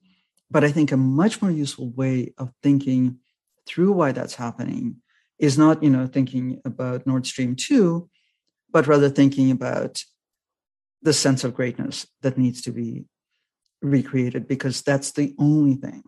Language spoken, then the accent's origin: English; Russia; English is a second language; moved away as an adult; also born or lived in Moscow; I miss being a Russian journalist.